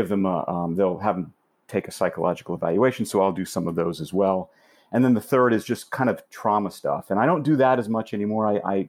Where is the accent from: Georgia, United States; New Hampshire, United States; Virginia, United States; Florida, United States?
Florida, United States; also born or lived in California; now in New York, United States; So I could say I was born in Miami.